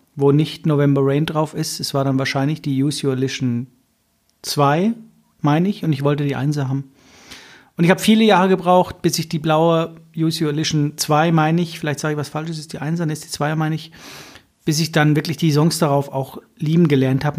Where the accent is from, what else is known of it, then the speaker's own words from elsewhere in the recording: a village about 15-25 km from Mosbach, Baden-Württemberg, Germany; Bei uns gibt es ja nichts im Dorf. Ihr wisst ja nicht, wo wir herkommen, aber wir kommen aus der Vollpampa